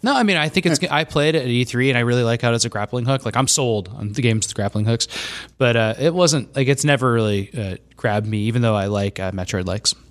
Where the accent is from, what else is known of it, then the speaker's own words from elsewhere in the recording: Scottsdale, Arizona, United States; moved away; I grew up in Scottsdale